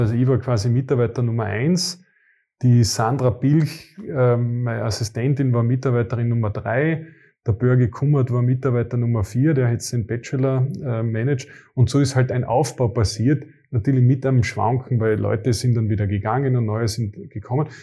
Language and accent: German; Carinthia, Austria; Ich als Kärntner